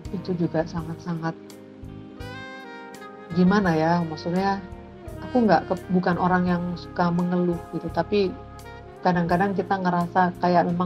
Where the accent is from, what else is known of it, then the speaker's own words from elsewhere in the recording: Java, Indonesia; sebagai orang Jawa, saya tuh menempatkan diri pada kondisi prihatin dan tirakat.